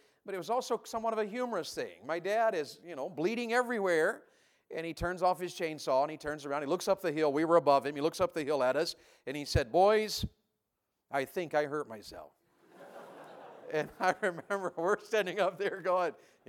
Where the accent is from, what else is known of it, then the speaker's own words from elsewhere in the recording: Tennessee, United States; I grew up in Tennessee